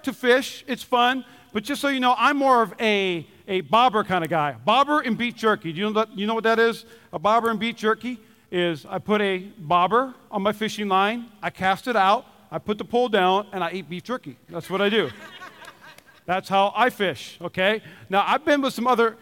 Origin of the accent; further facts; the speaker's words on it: Minnesota, United States; I'm from Minnesota